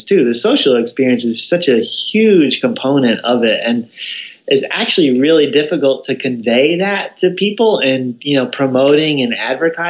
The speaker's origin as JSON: {"language": "English", "region": "New Jersey", "country": "United States", "also_born_or_lived": "Missouri", "moved": "yes", "lives_now": "Kentucky, United States", "said": "I'm originally from New Jersey"}